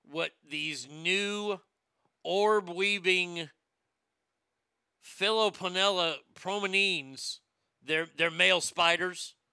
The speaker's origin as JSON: {"language": "English", "country": "India", "said": "Arnie, he, he's worth 50 million camels. I can say it because I'm Indian."}